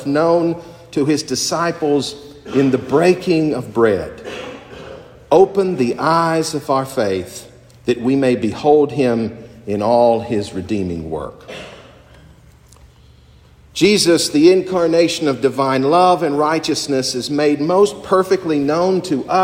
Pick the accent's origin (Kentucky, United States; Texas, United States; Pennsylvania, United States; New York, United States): Kentucky, United States; Appalachian Mountains of; Growing up in the Appalachian Mountains of Kentucky